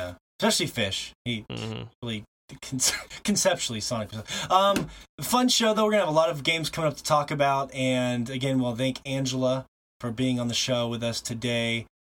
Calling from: Montana, United States; And, of course, I'm broadcasting from Montana.

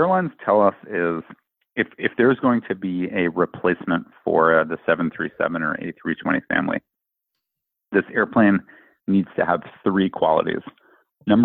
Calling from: New York City, New York, United States; I'm joining from New York, New York City.

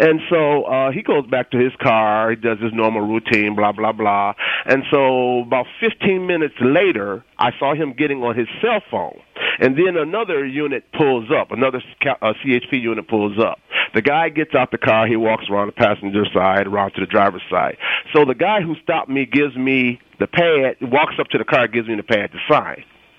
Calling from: San Jose, California, United States; Why I'm calling is I'm calling from San Jose.

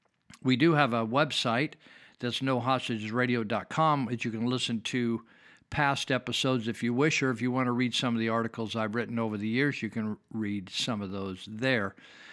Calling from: California, United States; I'm speaking from Northern California.

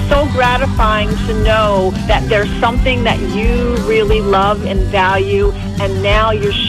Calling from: Baltimore, Maryland, United States; I'm calling from Baltimore.

